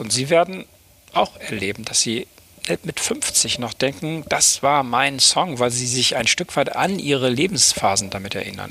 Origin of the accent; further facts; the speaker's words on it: Oldenburg, Lower Saxony, Germany; moved away as an adult; also born or lived in Bremen / East Frisia; now in Hamburg, Germany; Ich bin geboren in Bremen, also einer anderen Hansestadt, dort ähm, aber nur kurz äh, auch eingeschult worden und dann bin ich aufgewachsen in einer kleineren Stadt in Niedersachsen in Oldenburg